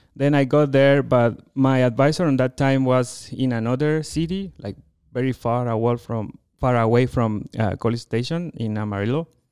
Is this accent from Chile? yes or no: yes; Chile; first language Spanish; English is a second language; moved away as an adult; also born or lived in United States / France; now in Colorado, United States; I am from Chile, uh, you know, from that very long country, a narrow country, very south in the world.